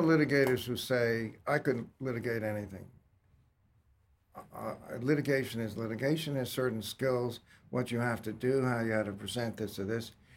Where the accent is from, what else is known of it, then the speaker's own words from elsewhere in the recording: Long Island, New York, United States; also born or lived in Staten Island; moved out to Long Island